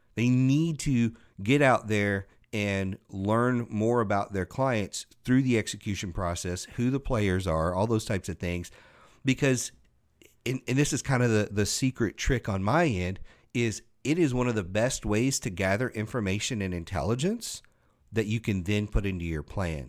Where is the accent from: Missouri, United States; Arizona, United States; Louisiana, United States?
Louisiana, United States; I grew up in Louisiana